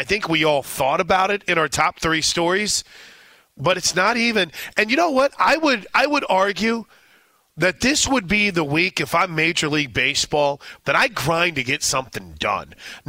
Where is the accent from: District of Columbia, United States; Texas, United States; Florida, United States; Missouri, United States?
Missouri, United States; St. Louis; As someone who has grown up, I mean, I grew up in St. Louis.